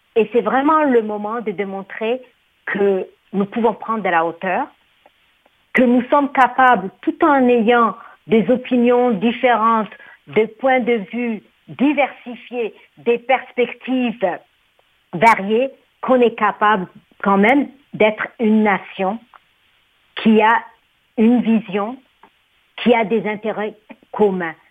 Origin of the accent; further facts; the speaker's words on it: Djibouti; now in Canada; dans mon pays d'origine, Djibouti